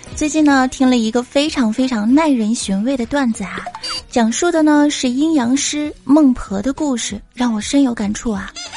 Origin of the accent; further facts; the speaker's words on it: Fujian, China; 我们福建人